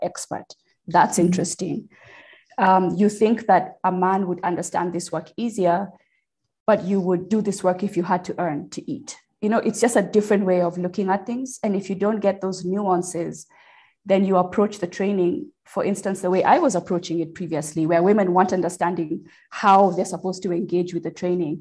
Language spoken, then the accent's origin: English; Kenya; moved away as an adult; now in United States; I am a Kenyan born and raised, but I'm an American in naturalization. And I moved to America when I was about 21.